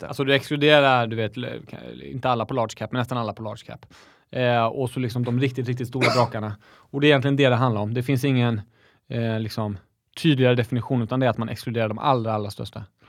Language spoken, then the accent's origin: Swedish; Växjö, Småland, Sweden; jag är smålänning, jag är stolt smålänning